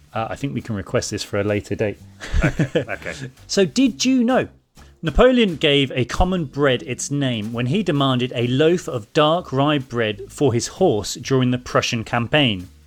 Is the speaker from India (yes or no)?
yes; India; English is a second language; I'm … from India